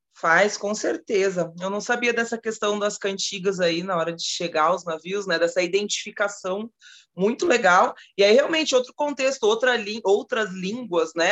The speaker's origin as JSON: {"language": "Portuguese", "region": "South Region", "country": "Brazil", "tie": "born or raised there", "said": "aqui no sul, onde eu moro, onde eu nasci, né, no sul"}